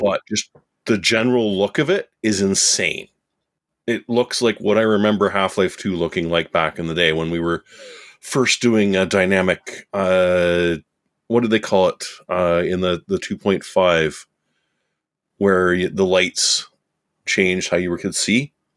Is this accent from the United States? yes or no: no; Canada; I'm Canadian